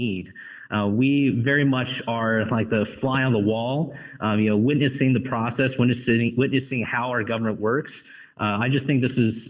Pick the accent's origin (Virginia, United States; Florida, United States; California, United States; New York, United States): California, United States; San Francisco Bay Area; moved away as an adult; also born or lived in London, United Kingdom / Texas; now in Washington, D.C., United States; I'm originally from California myself, growing up in the San Francisco Bay Area